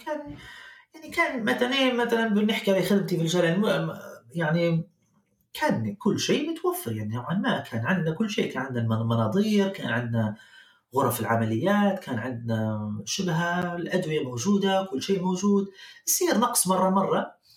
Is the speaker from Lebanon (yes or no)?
no; Libya; moved away as an adult; also born or lived in Germany; now in Canada; طلعت من ليبيا في نهاية الألفين وعشرة